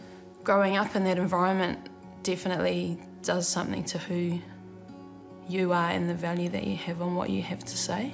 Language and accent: English; Rotorua, Bay of Plenty, New Zealand; moved away as an adult; also born or lived in Palmerston North; I was born and raised in Rotorua.